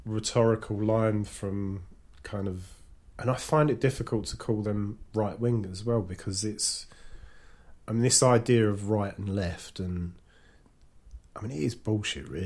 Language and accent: English; London, United Kingdom; I was brought up in East London with mostly white working class kids